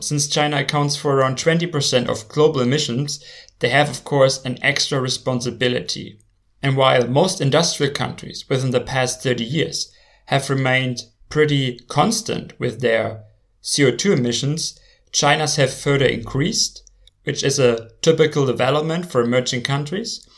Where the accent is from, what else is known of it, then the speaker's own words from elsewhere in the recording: Germany; my home country, Germany